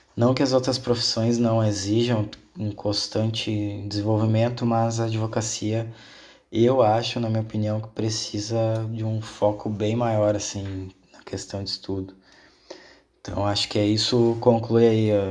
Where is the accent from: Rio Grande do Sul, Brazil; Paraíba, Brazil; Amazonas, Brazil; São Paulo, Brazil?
Rio Grande do Sul, Brazil; also born or lived in South Korea; a minha cidade natal, onde eu nasci, aqui no Rio Grande do Sul, ela é uma cidade açoriana.